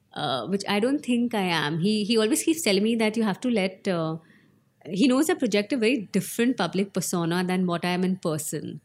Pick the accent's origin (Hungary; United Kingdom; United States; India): India; Shimla, Himachal Pradesh; I was born in Shimla